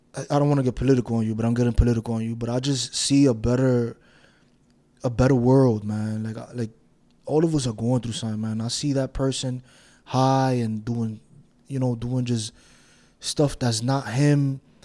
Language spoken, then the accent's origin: English; New York City, New York, United States; I grew up in Washington Heights, New York